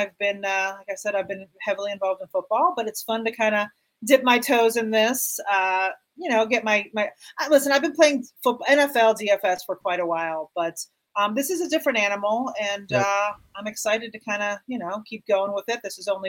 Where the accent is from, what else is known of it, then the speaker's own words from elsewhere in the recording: Miami, Florida, United States; I grew up in Miami. I grew up probably 20 minutes from the fake marina that was the Hard Rock Stadium. I grew up like 20 minutes away.